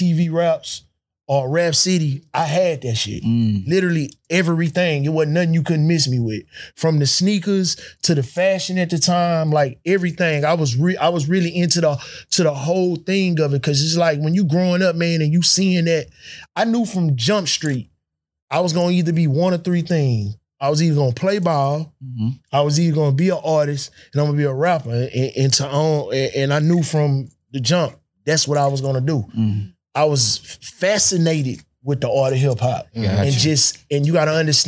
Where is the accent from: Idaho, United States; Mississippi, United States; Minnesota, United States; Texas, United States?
Texas, United States; Houston; I grew up and I'm originally from South Park, but I went to school on the north side